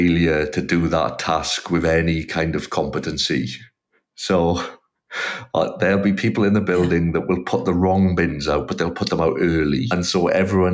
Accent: South Wales, United Kingdom; moved away as an adult; now in Melbourne, Australia; where I was from in South Wales, there's kind of very few clubs really

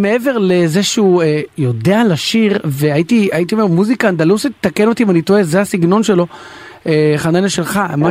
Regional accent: Israel; אני ישראלי. נולדתי בארץ

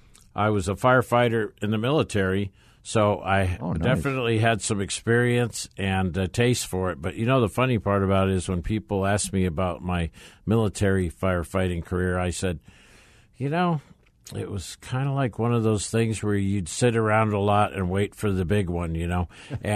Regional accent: Arizona, United States; also born or lived in California; So I was born in California and moved to Arizona as a child, just like a lot of other people probably that live in Arizona, and went to school here, hit all the grade schools, the high school, three or four colleges.

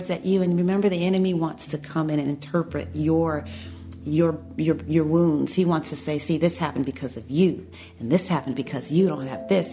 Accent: Chicago, Illinois, United States; growing up in the south side of Chicago, normal family, growing up in the inner city

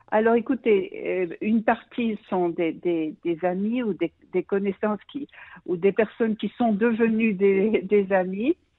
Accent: Brussels, Brussels-Capital Region, Belgium; moved away as an adult; now in Israel; Je suis née en Belgique, à Bruxelles

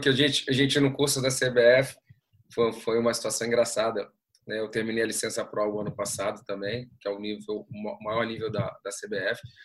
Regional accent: Brazil; desde que a gente também possa trabalhar fora do nosso país

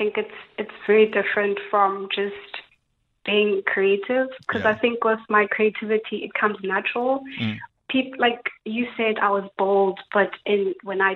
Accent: Cape Town, Western Cape, South Africa; I'm 26 years old. I'm from Cape Town.

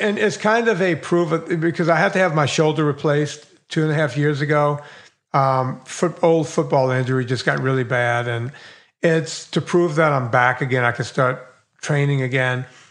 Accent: Bayou Lafourche, Louisiana, United States; now in Woodland Hills, United States; I grew up on the longest bayou in the world. It's a hundred miles long

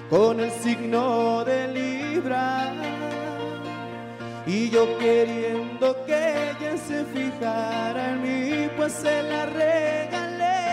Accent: Culiacán, Sinaloa, Mexico; Yo soy de Culiacán, Sinaloa.

